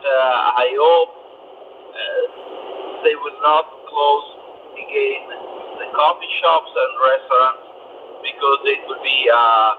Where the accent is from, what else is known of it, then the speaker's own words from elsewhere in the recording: Italy; from Italy.